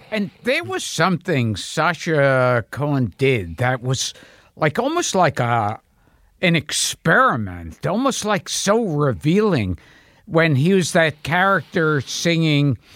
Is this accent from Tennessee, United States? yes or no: no; New York City, New York, United States; born in Coney Island, then Crown Heights, and then Borough Park